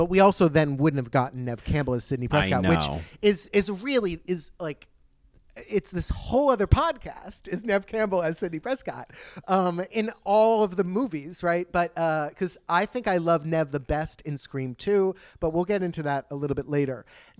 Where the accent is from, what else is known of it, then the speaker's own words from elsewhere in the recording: Sweden; English is a second language; I'm from Sweden.